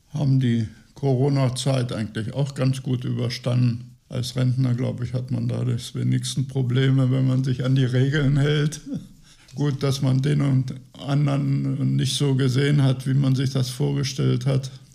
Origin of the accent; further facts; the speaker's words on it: Göttingen, Lower Saxony, Germany; also born or lived in Sudetenland / Transfeld; now in Gifhorn, Germany; Ich bin in Göttingen geboren